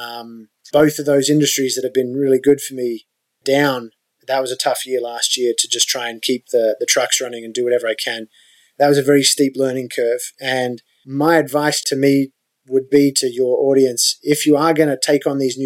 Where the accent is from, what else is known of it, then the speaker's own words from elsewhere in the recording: Australia; moved away as an adult; now in United States; as an Australian when I was younger